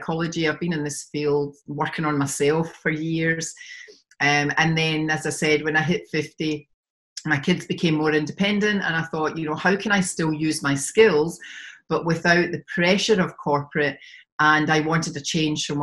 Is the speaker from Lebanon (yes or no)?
no; Glasgow, Scotland, United Kingdom; now in Sydney, Australia; I'm originally from Glasgow in Scotland, have moved around and lived in different parts of the world, and finally settled in Sydney in Australia